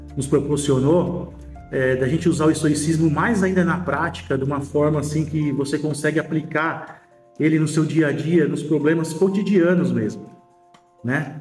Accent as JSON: {"language": "Portuguese", "region": "São Paulo", "country": "Brazil", "said": "sou de São Paulo, capital"}